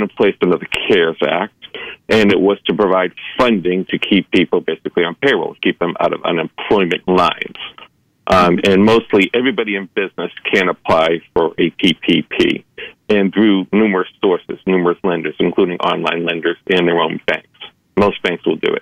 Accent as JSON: {"language": "English", "region": "East Coast", "country": "United States", "tie": "born or raised there", "moved": "yes", "lives_now": "Los Angeles, United States", "said": "I grew up in the East Coast."}